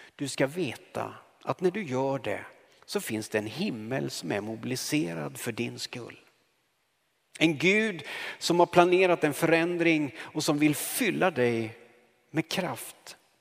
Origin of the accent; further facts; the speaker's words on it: Karlskoga, Örebro County, Sweden; moved away; så kom jag hem till min hemstad Karlskoga